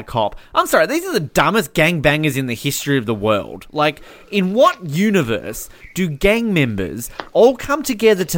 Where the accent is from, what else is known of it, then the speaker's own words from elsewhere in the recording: Australia; I'm Australian.